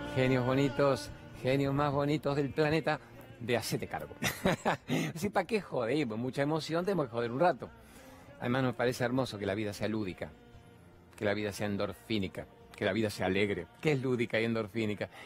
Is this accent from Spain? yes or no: no; Venezuela; moved away as an adult; yo soy una venezolana que tengo ya casi